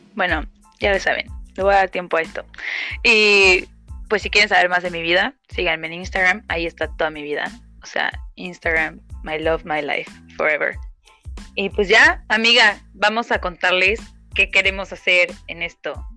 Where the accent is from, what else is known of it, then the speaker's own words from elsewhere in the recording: Oaxaca, Mexico; soy oaxaqueña, 100%, más oaxaqueña que la tlayuda